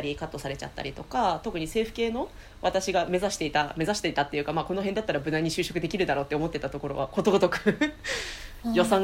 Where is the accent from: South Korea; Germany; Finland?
Finland; moved away as an adult; now in Japan; 母が日本人で父がフィンランド人です生まれ育ったのはフィンランドで、うん、日本には小学1年から4年の時